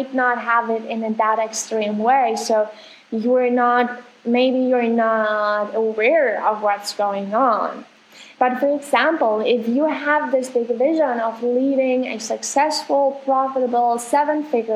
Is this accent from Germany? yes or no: yes; Germany; now in Argentina; I'm from Germany, live in Argentina right now